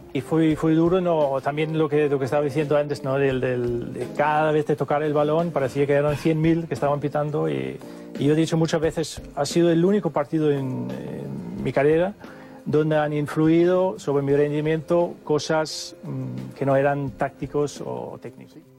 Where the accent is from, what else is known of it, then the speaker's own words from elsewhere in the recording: Denmark; Spanish is a second language; moved away as an adult; also born or lived in Spain; Yo soy danés, vengo de fuera